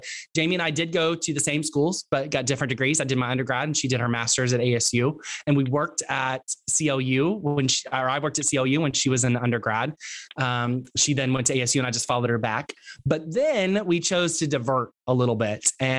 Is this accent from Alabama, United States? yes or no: no; Texas, United States; accent: Texas; moved away; I have a Texas accent. I am from Texas. And the only time my Texas accent comes back is when I'm talking with my dad or when I'm talking really fast and I get really excited about something.